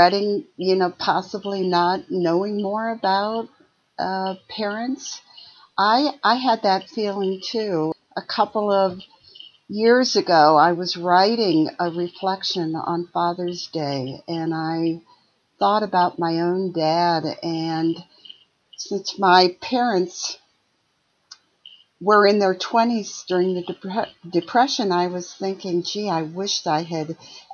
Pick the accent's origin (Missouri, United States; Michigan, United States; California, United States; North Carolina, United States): Michigan, United States; outside of Detroit; also born or lived in Ohio; I grew up in Michigan, a small town outside of Detroit